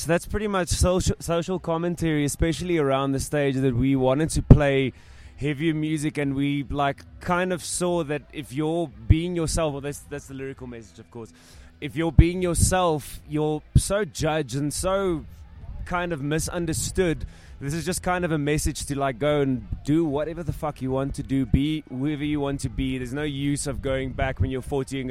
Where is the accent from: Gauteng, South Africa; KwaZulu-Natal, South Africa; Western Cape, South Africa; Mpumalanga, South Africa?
Western Cape, South Africa; George; moved away; I grew up in George